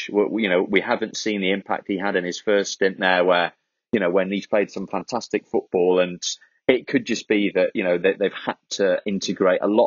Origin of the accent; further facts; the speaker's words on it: Wales, United Kingdom; as a Welshman, as a Wales fan